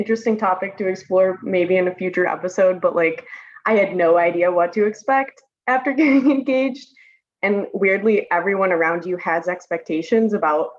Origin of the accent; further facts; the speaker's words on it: Detroit, Michigan, United States; moved away as an adult; now in Austin, United States; I originally grew up in the Metro Detroit area, like born and raised in Michigan